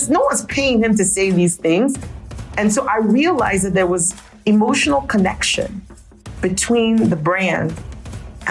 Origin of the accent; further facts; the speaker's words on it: Nigeria; moved away; Growing up in Nigeria, we had, you know, there was actually a Coca-Cola factory in the town where I lived